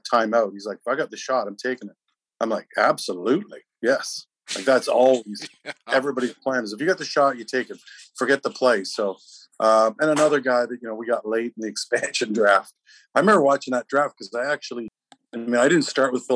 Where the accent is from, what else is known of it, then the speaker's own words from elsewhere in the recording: Peterborough, Ontario, Canada; growing up in Peterborough